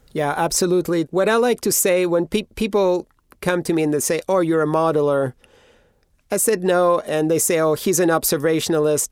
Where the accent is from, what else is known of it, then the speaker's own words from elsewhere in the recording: Greece; moved away; I grew up in Greece